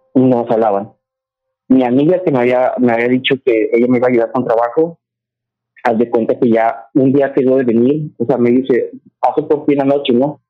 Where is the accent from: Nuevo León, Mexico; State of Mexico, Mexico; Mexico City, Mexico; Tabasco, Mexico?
Nuevo León, Mexico; Monterrey; moved away as an adult; now in Houston, United States; Yo soy de Monterrey